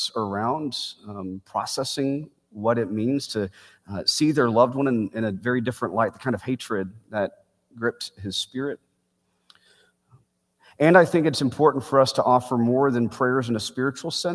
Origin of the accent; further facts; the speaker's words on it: Bedford, Texas, United States; Beth Israel Synagogue is a 12-minute drive from the home that I grew up in Bedford, Texas